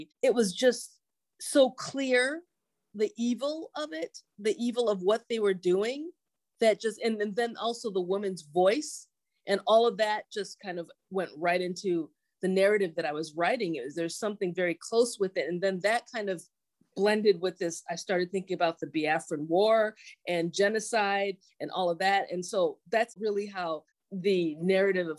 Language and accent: English; United States; even though I'm Nigerian American, I'm also a very curious Nigerian American